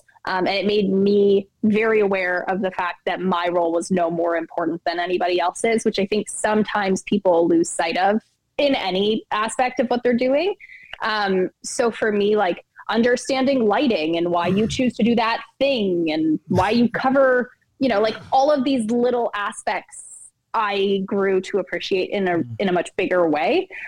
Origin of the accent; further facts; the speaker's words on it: Alberta, Canada; Like, I'm just from Alberta.